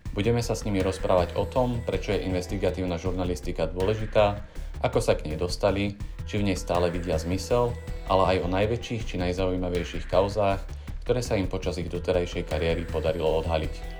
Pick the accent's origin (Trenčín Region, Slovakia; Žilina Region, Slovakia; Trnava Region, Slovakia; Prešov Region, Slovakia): Žilina Region, Slovakia; Orava; moved away as an adult; also born or lived in Bratislava; ja som z Oravy